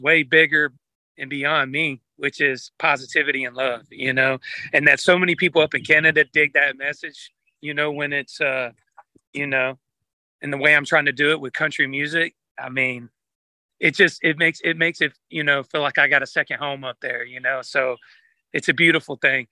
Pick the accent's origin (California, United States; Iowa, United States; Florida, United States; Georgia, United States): Georgia, United States; I'm from Georgia